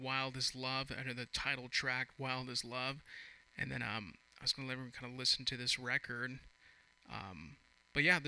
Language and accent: English; San Ramon, California, United States; I'm from San Ramon.